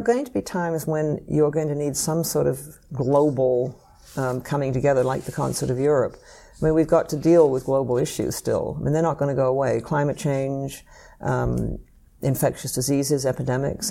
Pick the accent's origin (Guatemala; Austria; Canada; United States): Canada; I grew up in Canada